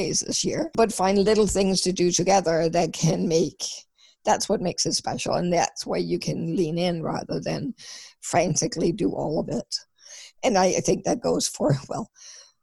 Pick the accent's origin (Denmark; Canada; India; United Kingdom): Denmark; I'm from Denmark and we celebrate on Christmas Eve.